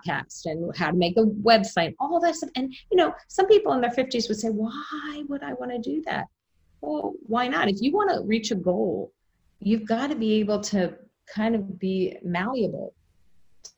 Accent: Jersey Shore, New Jersey, United States; moved away; I was born on the Jersey Shore

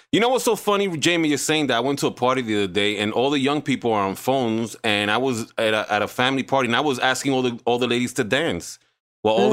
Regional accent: New York City, New York, United States; I grew up in the Heights

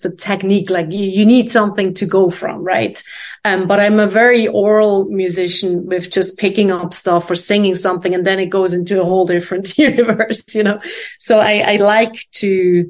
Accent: Switzerland; moved away as an adult; also born or lived in London, United Kingdom / Boston, United States / New York, United States; now in Amsterdam, Netherlands; I was born in Switzerland

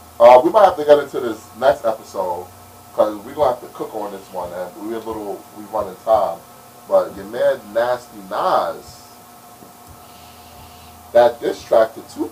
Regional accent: New York City, New York, United States; I'm from Brooklyn.

